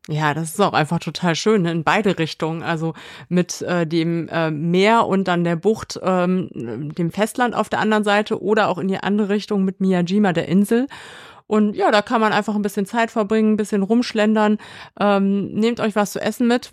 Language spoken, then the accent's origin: German; Kassel, Hesse, Germany; an Kassel, an meine Heimatstadt